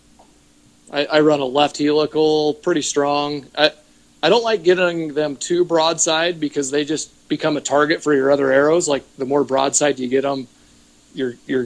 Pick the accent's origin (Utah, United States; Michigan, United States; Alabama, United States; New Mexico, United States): Utah, United States; I'm from Utah